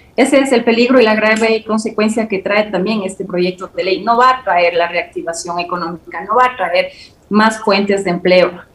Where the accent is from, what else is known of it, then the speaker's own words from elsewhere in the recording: Ecuador; somos nosotros los ecuatorianos